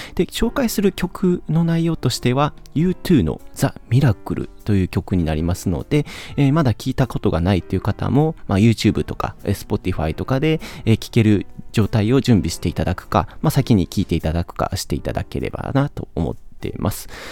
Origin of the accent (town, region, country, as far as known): Kansai, Japan; accent: Kansai dialect